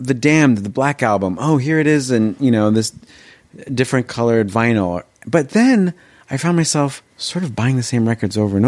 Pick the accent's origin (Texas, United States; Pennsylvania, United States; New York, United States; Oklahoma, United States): New York, United States; Long Island; also born or lived in Rio de Janeiro, Brazil; I grew up on Long Island